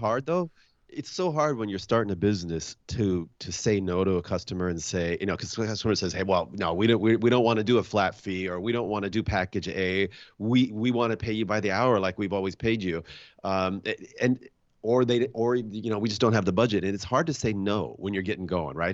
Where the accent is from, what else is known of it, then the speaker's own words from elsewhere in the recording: Washington, United States; I'm from Washington State